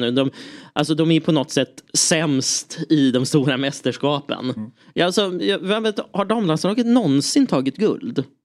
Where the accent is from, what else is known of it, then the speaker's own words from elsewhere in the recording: Lidingö, Stockholm County, Sweden; jag växte upp på Lidingö, där var det mycket Djurgården.